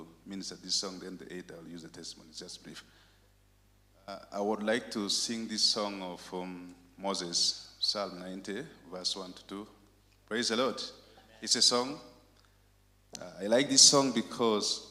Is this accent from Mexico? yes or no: no; Uganda; I went and opened another church for that very Pentecostal ministry in my hometown